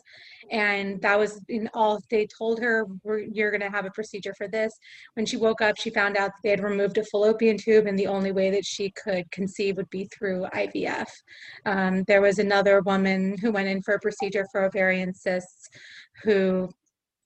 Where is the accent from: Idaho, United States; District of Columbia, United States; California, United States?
California, United States; East Bay; moved away as an adult; also born or lived in New York; now in Los Angeles, United States; I grew up in the Bay, in the East Bay